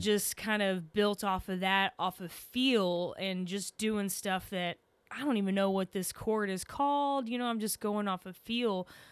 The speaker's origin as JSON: {"language": "English", "region": "Texas", "country": "United States", "accent": "Texan", "said": "I'm from Texas"}